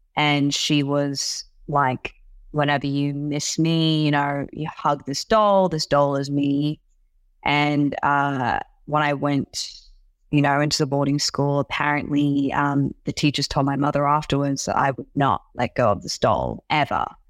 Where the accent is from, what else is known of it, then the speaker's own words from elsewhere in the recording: Sydney, New South Wales, Australia; English is a second language; moved away as an adult; also born or lived in Hangzhou, China; now in United States; teenage years kind of growing up in Sydney